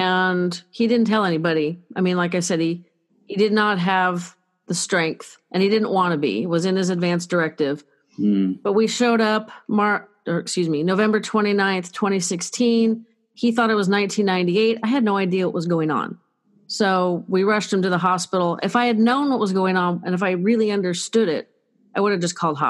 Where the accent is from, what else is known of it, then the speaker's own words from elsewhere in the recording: Northern California, United States; I'm from Northern California.